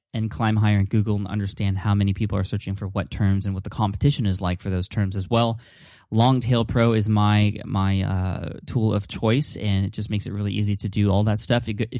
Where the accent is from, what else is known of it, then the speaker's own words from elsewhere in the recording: San Diego, California, United States; That's where I'm from. I'm from San Diego.